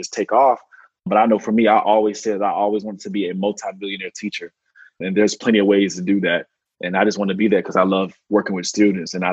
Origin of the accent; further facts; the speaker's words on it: North Carolina, United States; I am from North Carolina, so I'm definitely a country boy at heart